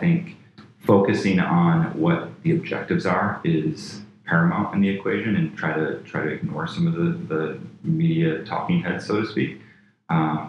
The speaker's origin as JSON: {"language": "English", "town": "Flint", "region": "Michigan", "country": "United States", "tie": "born or raised there", "moved": "yes", "said": "I grew up in Flint, Michigan, very blue-collar"}